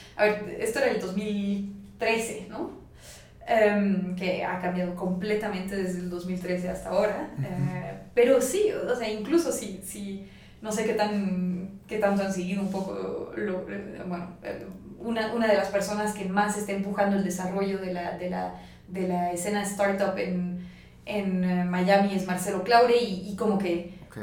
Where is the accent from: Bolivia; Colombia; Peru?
Bolivia; also born or lived in France / La Paz; now in Mexico; yo soy boliviana